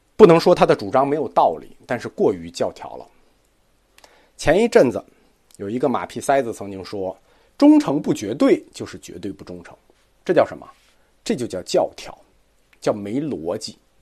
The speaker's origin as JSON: {"language": "Chinese", "country": "China", "said": "我们中国人的世界观里头"}